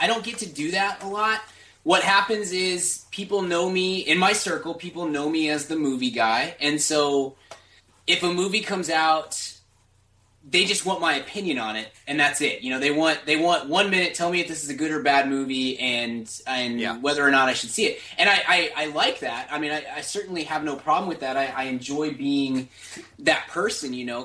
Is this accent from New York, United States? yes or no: no; Dallas, Texas, United States; I'm from Dallas, Fort Worth.